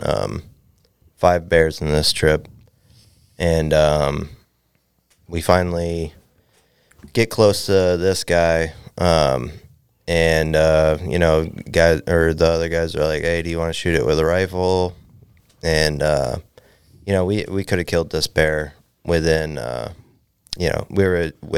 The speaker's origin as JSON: {"language": "English", "town": "Valdez", "region": "Alaska", "country": "United States", "tie": "born or raised there", "said": "A guy I grew up with in Valdez"}